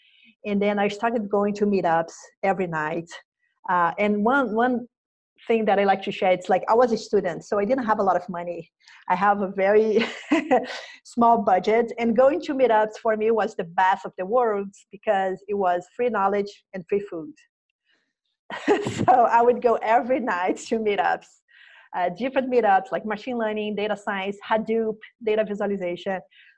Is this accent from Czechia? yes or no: no; Brazil; moved away as an adult; now in San Francisco, United States; When I moved from Brazil to San Francisco.